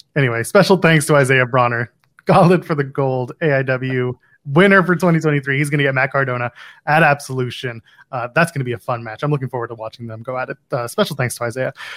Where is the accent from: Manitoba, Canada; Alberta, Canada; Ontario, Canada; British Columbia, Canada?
Ontario, Canada; Ottawa; moved away as an adult; now in Toronto, Canada; there, it's my hometown